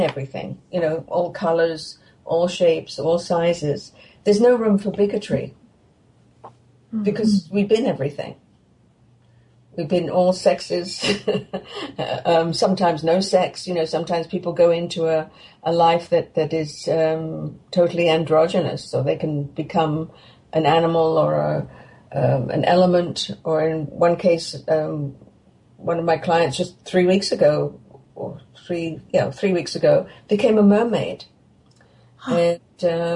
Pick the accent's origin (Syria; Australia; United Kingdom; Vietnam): United Kingdom; England; now in Canada; I grew up in England